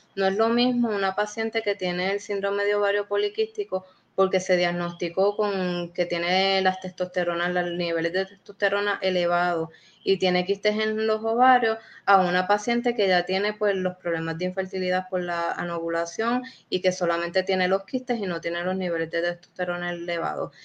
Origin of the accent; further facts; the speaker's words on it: Puerto Rico; somos puertorriqueños